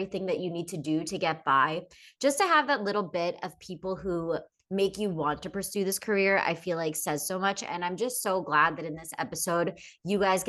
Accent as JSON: {"language": "English", "region": "Pennsylvania", "country": "United States", "said": "we're both from Pennsylvania"}